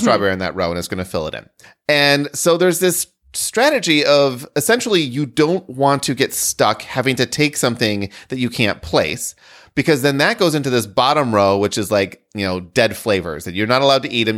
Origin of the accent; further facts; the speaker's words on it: rural Michigan, United States; rural Michigan kid